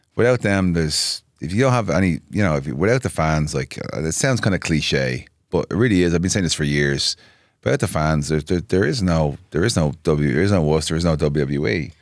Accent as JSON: {"language": "English", "town": "Dublin", "region": "Leinster", "country": "Ireland", "tie": "born or raised there", "moved": "as an adult", "lives_now": "Nashville, United States", "said": "I'm from Dublin. Grew up, born and raised."}